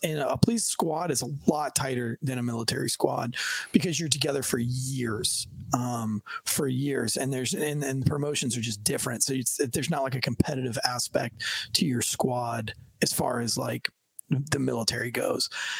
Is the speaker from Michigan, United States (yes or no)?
no; Kentucky, United States; like you're in the military and I'm from Kentucky, you know what I mean?